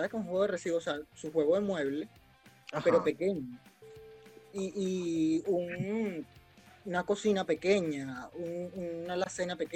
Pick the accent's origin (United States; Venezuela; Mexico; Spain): Venezuela; Barquisimeto, Lara; Yo, yo soy de Barquisimeto. Y en Barquisimeto, hay una zona del centro donde venden como muebles y todo el asunto.